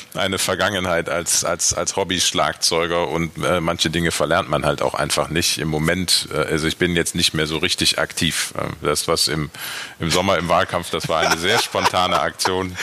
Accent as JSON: {"language": "German", "town": "Aachen", "region": "North Rhine-Westphalia", "country": "Germany", "tie": "born or raised there", "moved": "yes", "lives_now": "Düsseldorf, Germany", "said": "ich bin ja gebürtig aus Aachen, also von daher weder Köln noch Düsseldorf, aber ich würde Düsseldorf immer als meine Heimat bezeichnen"}